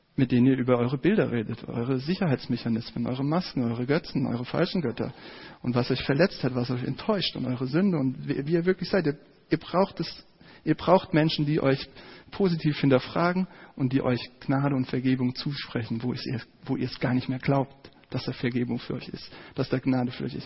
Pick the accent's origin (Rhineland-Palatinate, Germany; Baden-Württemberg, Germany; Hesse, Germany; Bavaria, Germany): Hesse, Germany; Giessen; in meiner Heimatstadt in Gießen.